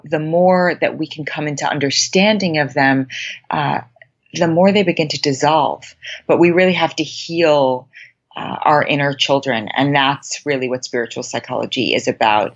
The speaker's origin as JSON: {"language": "English", "town": "New York City", "region": "New York", "country": "United States", "tie": "born or raised there", "moved": "as an adult", "lives_now": "Los Angeles, United States", "said": "I was born and raised in Manhattan in a very academic and achievement-oriented household and environment."}